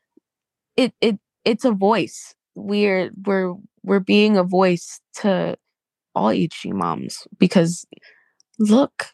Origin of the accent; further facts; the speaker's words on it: New Jersey, United States; also born or lived in New York City, New York; I grew up in New York City and in New Jersey